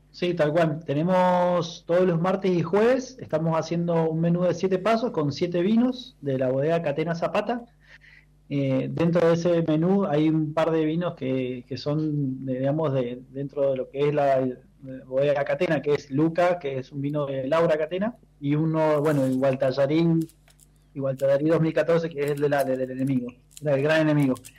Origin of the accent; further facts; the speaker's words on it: Mendoza, Argentina; yo como mendocino